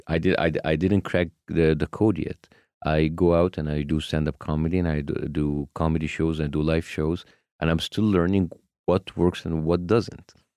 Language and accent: English; Egypt; moved away as an adult; now in United States; my home country